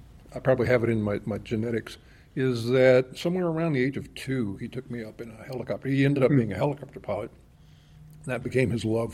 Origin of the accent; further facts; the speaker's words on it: Lafayette, Louisiana, United States; also born or lived in Bogota, Colombia; now in Tucson, United States; growing up down there